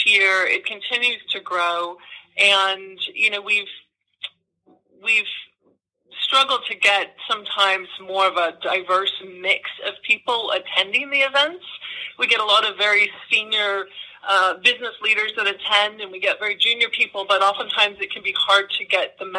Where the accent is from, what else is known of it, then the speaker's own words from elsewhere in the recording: California, United States; now in New York, United States; I'm originally from California, but I've been in New York for more than 20 years now